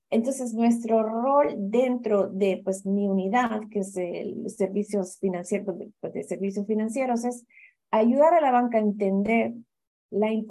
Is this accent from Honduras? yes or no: yes; Honduras; also born or lived in Cuba; yo soy hondureña cubana, entonces tengo una mezcla interesante, pero muy eh, basada en esa migración, ¿no?